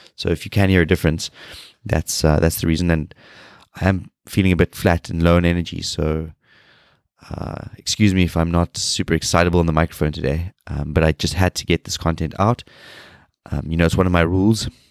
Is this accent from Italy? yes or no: no; South Africa; moved away; I am a South African